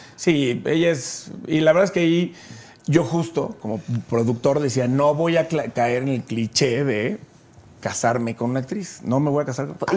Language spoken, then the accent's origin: Spanish; Chiapas, Mexico; yo soy de Chiapas